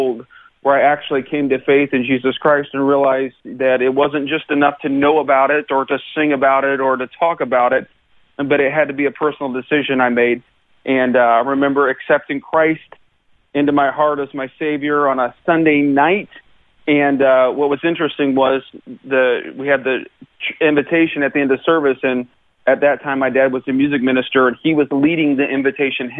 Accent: Lincoln, Illinois, United States; now in Georgia, United States; I was born in Lincoln, Illinois. It's right in the center of the state of Illinois

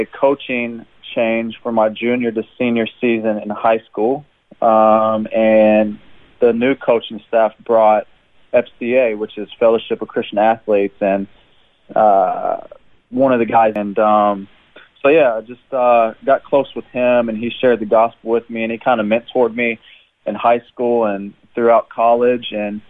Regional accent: Jeffersonville, Indiana, United States; moved away as an adult; now in Brisbane, Australia; I was born and raised in Jeffersonville, Indiana.

